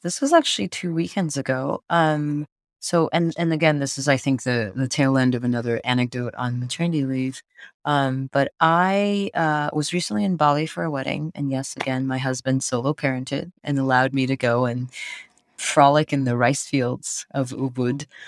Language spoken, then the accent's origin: English; Canada; moved away; as a Canadian